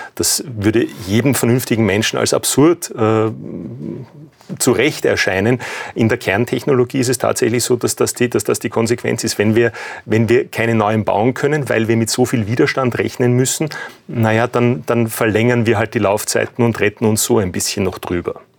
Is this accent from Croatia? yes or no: no; Austria; wir als, als Österreicher